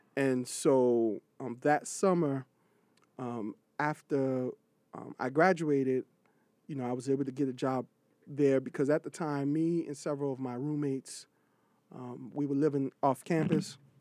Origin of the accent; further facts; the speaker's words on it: Miami, Florida, United States; also born or lived in Freeport, Bahamas; now in New York City, United States; Grew up in Miami, Florida